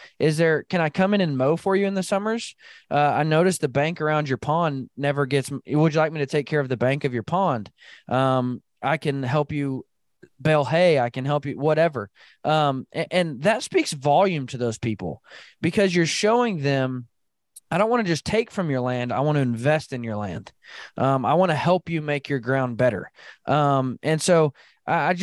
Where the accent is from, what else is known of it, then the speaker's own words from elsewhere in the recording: Arkansas, United States; now in Midwest, United States; where I grew up in Arkansas